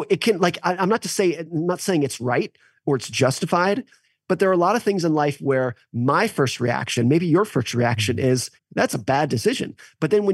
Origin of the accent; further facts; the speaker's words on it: United States; What I have experienced as an American